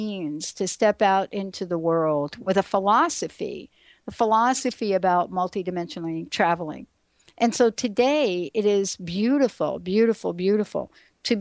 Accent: New York, United States; moved away as an adult; now in Seattle, United States; this kid growing up in the Bronx in New York

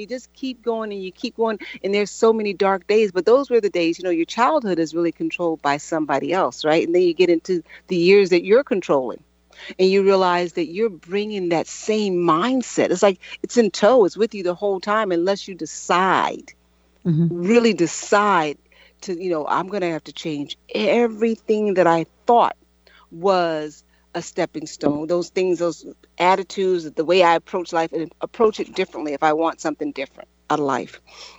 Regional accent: Chicago, Illinois, United States; born there; I was born on the South Side of Chicago, born into poverty, drug addiction

